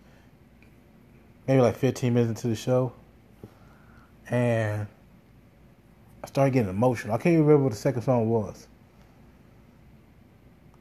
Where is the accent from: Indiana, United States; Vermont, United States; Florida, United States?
Indiana, United States; Gary; I grew up in Gary, Indiana